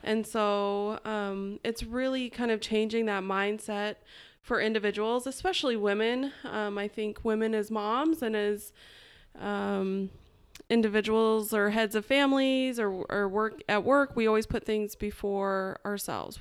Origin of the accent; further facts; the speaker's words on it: Idaho, United States; moved away as an adult; also born or lived in Atlanta, Georgia; I'm originally from Idaho, and when I was eighteen, I moved to Atlanta, Georgia